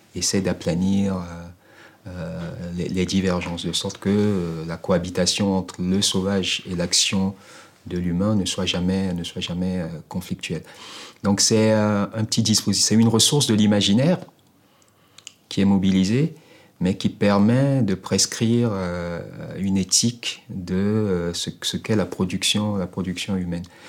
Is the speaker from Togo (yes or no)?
yes; Togo; togolais, donc quelqu'un de chez eux, en réalité mec du Sud